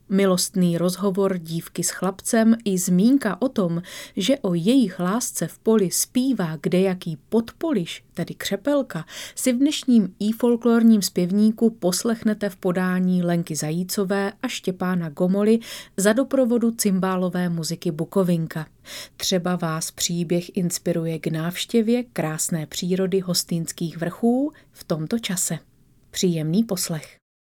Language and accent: Czech; the region below Svatý Hostýn, Zlín Region, Czechia; do svého rodného kraje, do kraje pod svatým Hostýnem